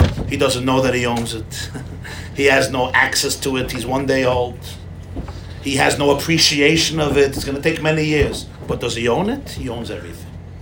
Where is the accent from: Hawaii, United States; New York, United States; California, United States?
New York, United States; New York City; I grew up in Crown Heights